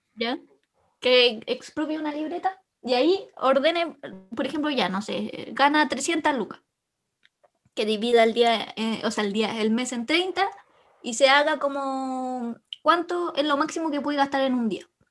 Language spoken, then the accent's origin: Spanish; Chile; vengo de Chile